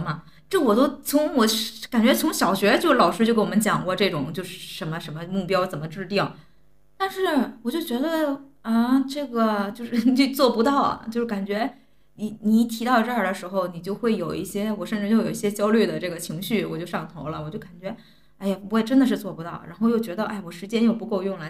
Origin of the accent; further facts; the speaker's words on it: China; 我们作为中国人